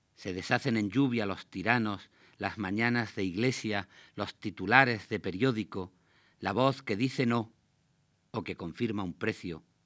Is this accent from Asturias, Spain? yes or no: no; Granada, Andalusia, Spain; yo nací en Granada al final de los años 50. Al lado de la casa de mis padres